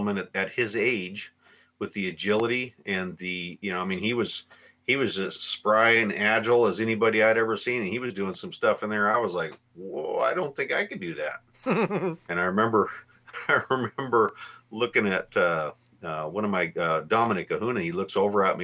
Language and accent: English; Seattle, Washington, United States; also born or lived in Alaska / Oregon / Rainier, Washington; I'm from Seattle, Washington